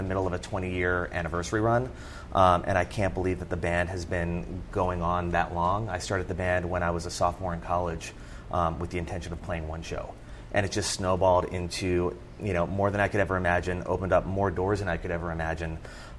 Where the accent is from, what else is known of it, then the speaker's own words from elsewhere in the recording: Churchville, Pennsylvania, United States; accent: Philadelphia; So I grew up in Churchville, Pennsylvania, which is about 20 miles outside of Philadelphia. Somehow I managed to shake the Philadelphia accent when I got ridiculed in college.